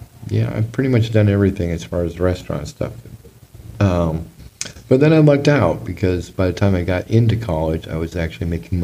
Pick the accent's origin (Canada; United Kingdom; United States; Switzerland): United States; Southern California; also born or lived in Newport Beach, California; Because I grew up in Southern California